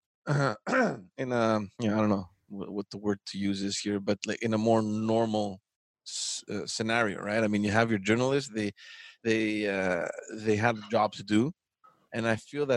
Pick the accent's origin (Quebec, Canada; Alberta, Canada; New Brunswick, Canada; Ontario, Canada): Quebec, Canada; Montreal; I remember growing up in Montreal